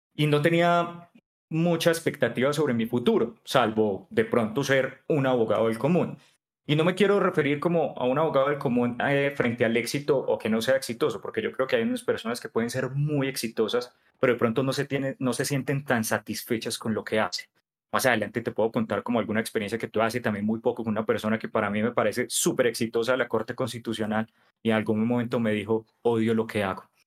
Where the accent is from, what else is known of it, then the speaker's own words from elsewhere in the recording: Pereira, Risaralda, Colombia; moved away as an adult; also born or lived in Cartagena; now in Bogotá, Colombia; soy pereirano, pues ya llevo viviendo acá en Bogotá más de 10 años, mi segunda casa